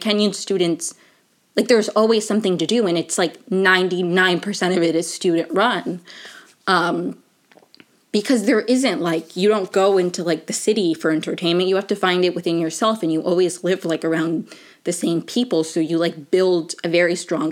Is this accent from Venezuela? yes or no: yes; Venezuela; moved away; also born or lived in Maryland; I'm from Venezuela